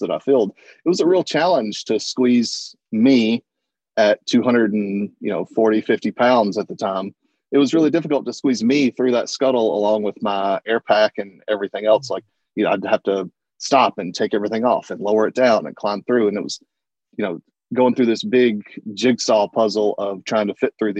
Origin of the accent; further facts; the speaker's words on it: the South, United States; I grew up in the South